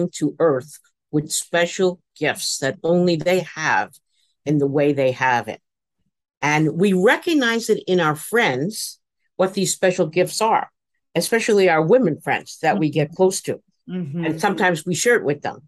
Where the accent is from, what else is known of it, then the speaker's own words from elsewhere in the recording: New York City, New York, United States; I grew up in the Bronx, and that was part of my life because I was born in New York City in a tenement